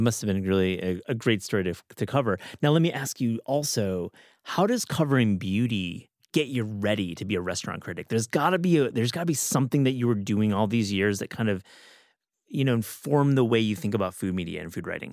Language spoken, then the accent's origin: English; Michigan, United States; I obviously am from Michigan and longtime listener of the show. You know I have great pride for my home state